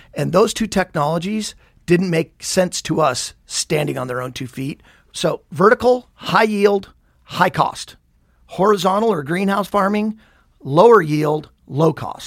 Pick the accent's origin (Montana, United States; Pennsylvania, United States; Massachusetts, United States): Montana, United States; Billings; moved away as an adult; also born or lived in Havre, Montana / New Mexico / San Diego; We moved to Billings when I was about one. So Billings is all I really knew. Born and raised, went to uh, Billings West High School